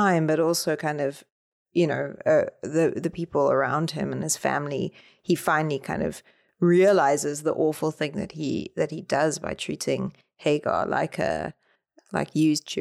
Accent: South Africa; the way that J.M. Coetzee is on Set Works in South Africa. Like, we read Disgrace for our final year at high

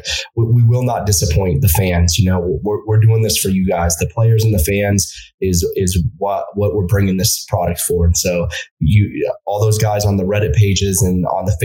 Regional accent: United States; as an American

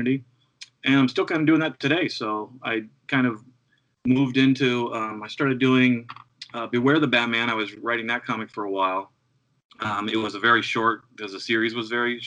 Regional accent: Ohio, United States; moved away as an adult; also born or lived in New York City; I grew up in Ohio

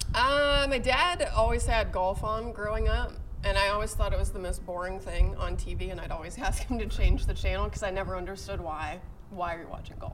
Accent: Pittsburgh, Pennsylvania, United States; moved away as an adult; also born or lived in Missouri / Tennessee; now in Richmond, United States; I'm originally from Pittsburgh

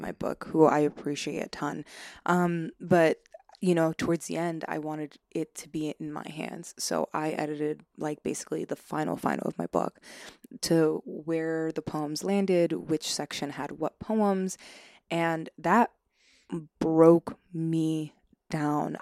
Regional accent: Long Island, New York, United States; born and raised, um, uh, in, on Long Island

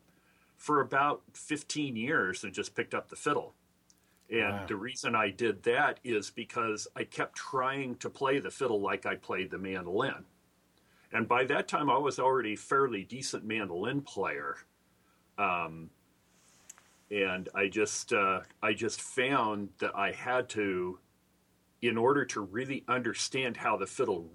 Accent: Idaho, United States; moved away as an adult; now in Seattle, United States; I'm originally from Idaho. So I moved over to Seattle in 79 when I was 20.

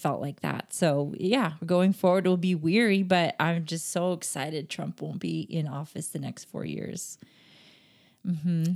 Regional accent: Texas, United States; I'm from Texas

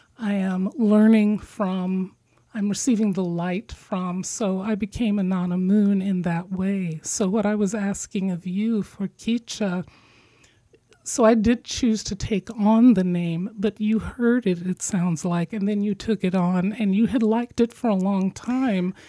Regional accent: Midwest, United States; being from the midwest

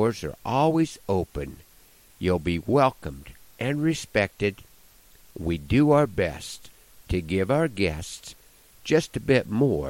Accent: Nebraska, United States; my home state of Nebraska

